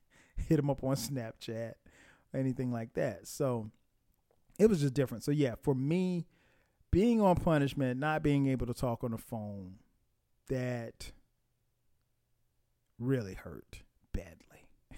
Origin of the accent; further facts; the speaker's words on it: Florence, South Carolina, United States; where I grew up in Florence, South Carolina. You didn't see anybody.